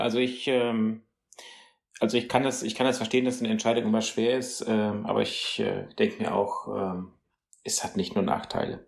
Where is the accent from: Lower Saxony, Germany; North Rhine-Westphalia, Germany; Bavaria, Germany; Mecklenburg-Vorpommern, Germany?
North Rhine-Westphalia, Germany; junge Leute Radio vom WDR bei uns in NRW